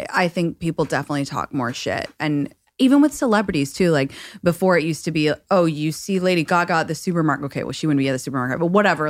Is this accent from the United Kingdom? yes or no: yes; London, United Kingdom; now in Los Angeles, United States; I'm from London and I live in Los Angeles currently